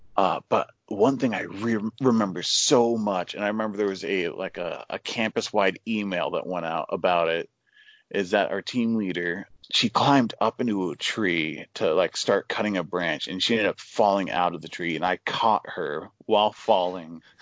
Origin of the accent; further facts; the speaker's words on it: Oregon, United States; I was born and raised in Oregon, uh, which is, uh, on the west coast of the United States.